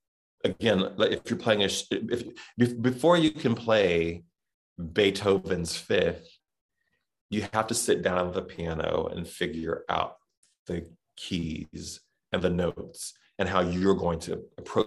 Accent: Southern, United States; accent: Southern; my Southern accent

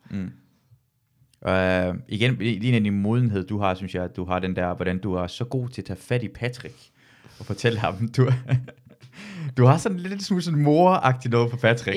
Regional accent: Jutland, Denmark; jeg er fra Jylland, så jeg bruger træls ofte.

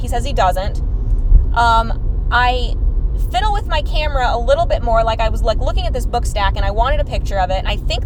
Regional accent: Texas, United States; we're from Texas

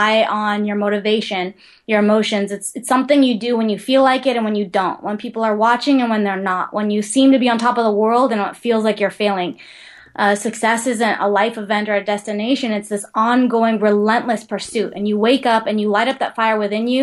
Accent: Big Island, Hawaii, United States; I grew up on the Big Island

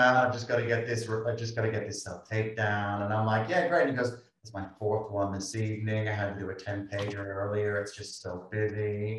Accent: Australia; as Aussie actors

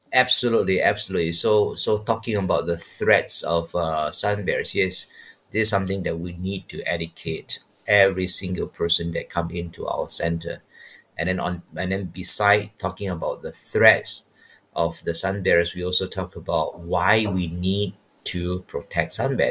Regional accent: Malaysia; moved away as an adult; also born or lived in Taiwan / Missoula, Montana; I'm from Malaysia.

